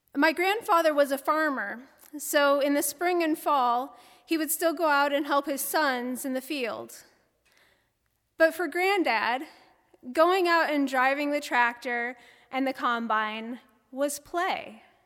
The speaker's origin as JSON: {"language": "English", "town": "Bloomington", "country": "United States", "tie": "born or raised there", "also_born_or_lived": "New Hampshire / Chicago, Illinois / Chattanooga, Tennessee", "moved": "as an adult", "said": "I grew up outside of Bloomington"}